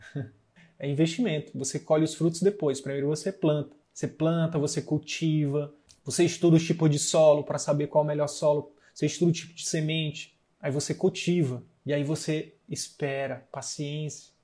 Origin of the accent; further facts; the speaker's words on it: Piauí, Brazil; sou piauiense